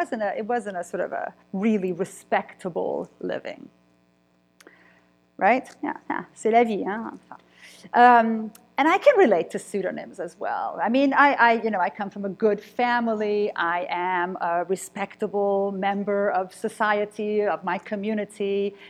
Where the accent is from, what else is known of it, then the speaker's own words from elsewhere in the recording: Cluj-Napoca, Cluj County, Romania; born there; I was born in Kolozsvár, Cluj, Romania, right? So the part of Transylvania, of Romania that used to belong to the Austro-Hungarian Empire. So I was born in Transylvania.